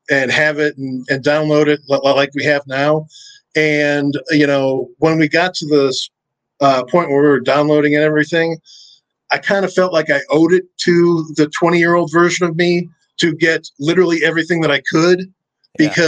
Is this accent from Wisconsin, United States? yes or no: yes; Wisconsin, United States; Uh, I grew up in Wisconsin. I'm not really from anywhere. I moved around a whole bunch when I was a kid, so um, I'm not really necessarily from anywhere. But that's kind of where I spent most time. It's where I went to high school